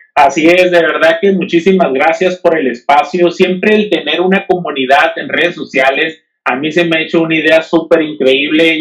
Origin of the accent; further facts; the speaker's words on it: Mexico; no soy el único mexicano que está buscando eso